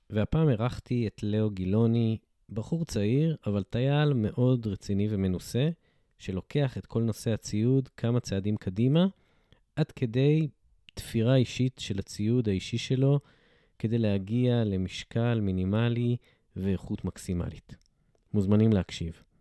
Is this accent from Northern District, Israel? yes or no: yes; Northern District, Israel; אני, אני גדלתי ביישוב בצפון